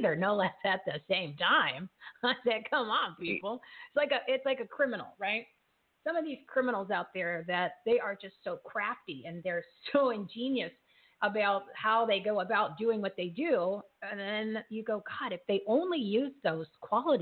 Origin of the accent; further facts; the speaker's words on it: United States; we, as the American people